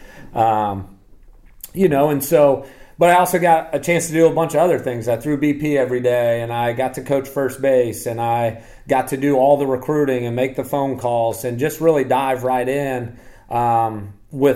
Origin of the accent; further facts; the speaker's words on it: Ohio, United States; moved away as an adult; also born or lived in the South (Bible Belt); Growing up in Ohio